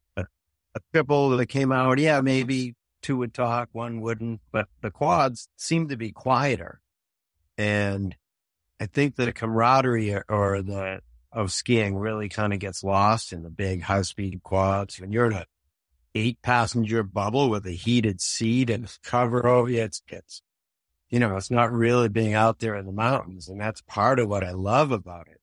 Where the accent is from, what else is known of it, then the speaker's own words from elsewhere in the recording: Boston, Massachusetts, United States; moved away as an adult; also born or lived in Milton, Massachusetts; now in Vermont, United States; I grew up in Boston